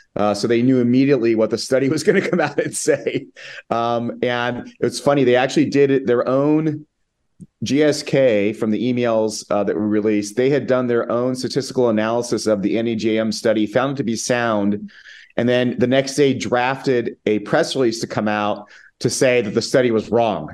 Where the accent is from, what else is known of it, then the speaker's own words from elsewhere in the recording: United States; moved away as an adult; now in Spain; I'm an American